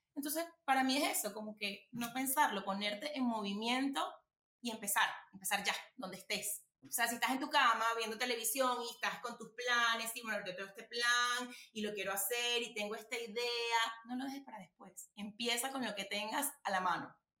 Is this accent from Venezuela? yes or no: yes; Venezuela; nuestro país